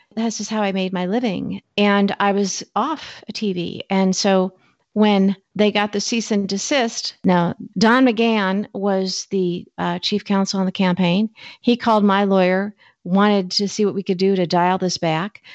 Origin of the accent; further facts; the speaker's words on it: Peoria, Illinois, United States; moved away as an adult; also born or lived in Washington, D.C.; I'm from Peoria